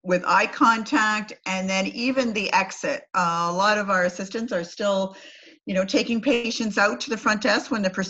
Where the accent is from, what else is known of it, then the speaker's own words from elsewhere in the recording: Canada; I'm Canadian